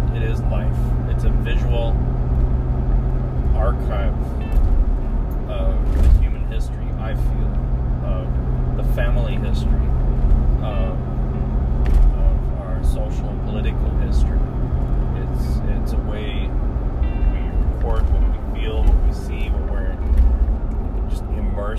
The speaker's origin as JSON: {"language": "English", "town": "San Antonio", "region": "Texas", "country": "United States", "tie": "born or raised there", "moved": "yes", "said": "in San Antonio, and I'm sure there are other places like it, but Spanish was so openly heard, even in the schools, as a kid. You know, I remember in elementary school, you'd have recess and you hear kids openly speaking Spanish to each other"}